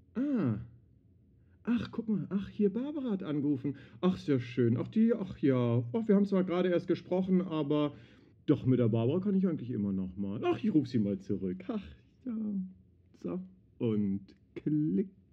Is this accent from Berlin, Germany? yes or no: yes; Berlin, Germany; Ich bin in Berlin groß geworden, im Westzentrum.